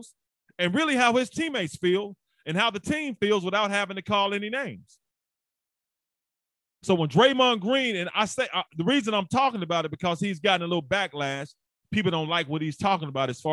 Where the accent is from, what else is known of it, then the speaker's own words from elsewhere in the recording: Memphis, Tennessee, United States; also born or lived in St. Louis / Hamilton; I'm from Memphis, Tennessee, played football at the University of Memphis